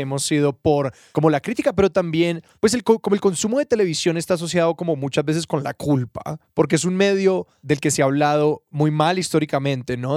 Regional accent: Cali, Valle del Cauca, Colombia; yo nací en Cali

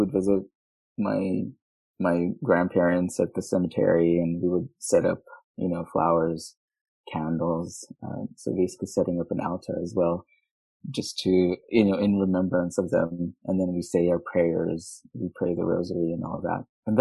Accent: Manila, Metro Manila, Philippines; now in Houston, United States; I was born and raised in Manila, Philippines, and I moved to Houston, Texas in 2004

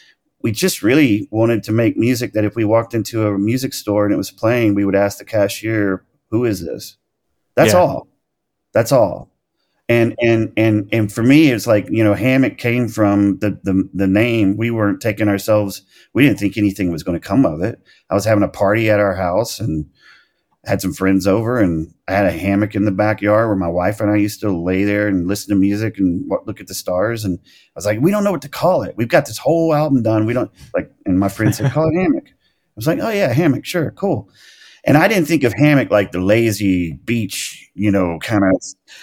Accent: El Dorado, Arkansas, United States; I mean, that was like even people from my hometown in El Dorado, Arkansas would understand that.

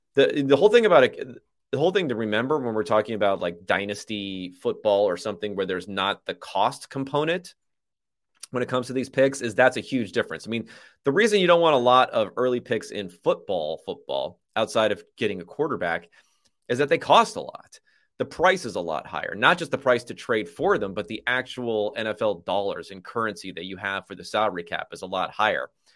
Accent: Southern California, United States; I'm from Southern California

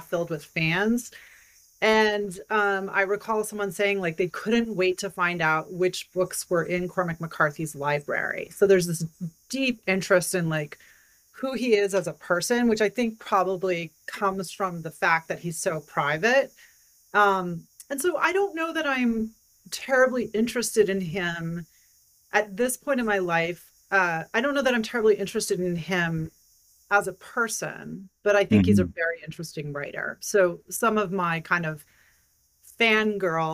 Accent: Idaho, United States; moved away as an adult; I was from Idaho, and I felt like that a huge part of my identity was wrapped up in being a Westerner.

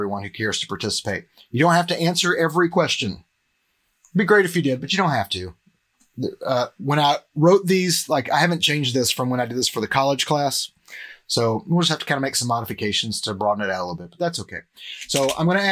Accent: Cleveland, Tennessee, United States; moved away as an adult; now in Murfreesboro, United States; I'm originally from Cleveland. I live in Murfreesboro now, but I'm from Cleveland, Tennessee.

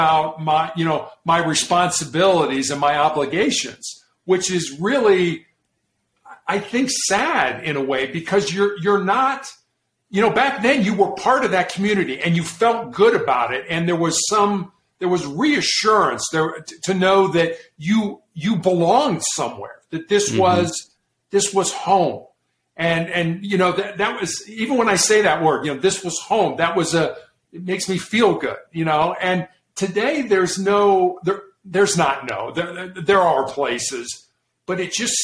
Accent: Chicago, Illinois, United States; I grew up in Chicago

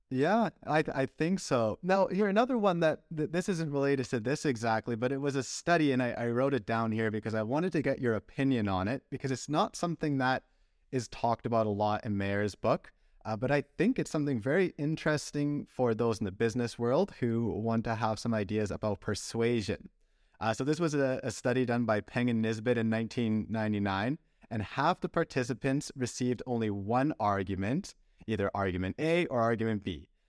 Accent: Canada; also born or lived in Belgium; I was raised in Canada

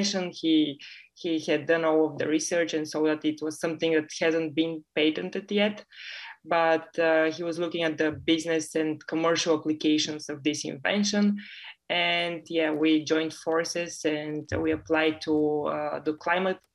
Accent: Bulgaria; also born or lived in United Kingdom; I come from Bulgaria

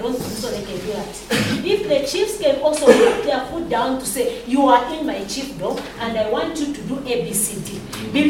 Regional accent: Zambia; I come from Chipini.

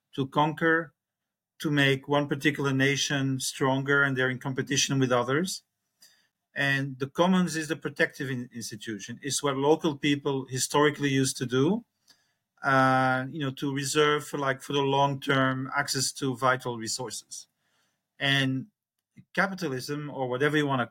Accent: Belgium; now in Chiang Mai, Thailand; I'm from Belgium. I have four children. I'm 65 and I live in Chiang Mai, northern Thailand.

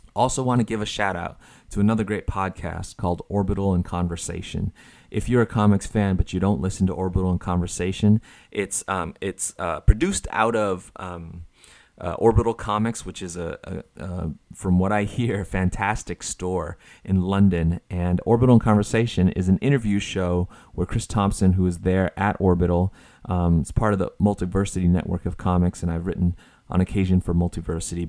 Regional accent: Taiwan; moved away; As a kid growing up in Taiwan

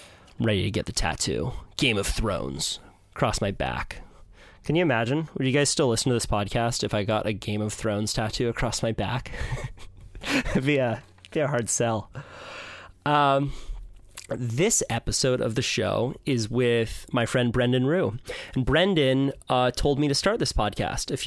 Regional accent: Santa Cruz, California, United States; growing up in Santa Cruz, the Santa Cruz surf

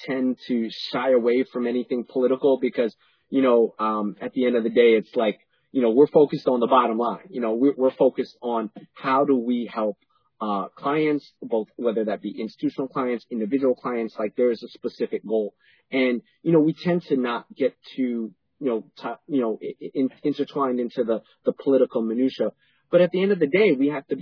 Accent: New York City, New York, United States; also born or lived in Panama; I was born in Panama and I grew up in New York City

